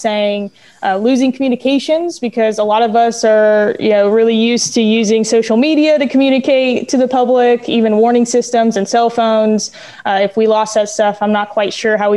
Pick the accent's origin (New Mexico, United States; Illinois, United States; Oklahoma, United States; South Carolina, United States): New Mexico, United States; now in Baltimore County, United States; I'm from New Mexico up in the mountains